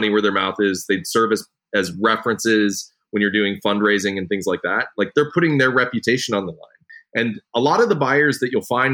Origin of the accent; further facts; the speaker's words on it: rural Nebraska, United States; So I grew up in the Midwest, right? I grew up in rural Nebraska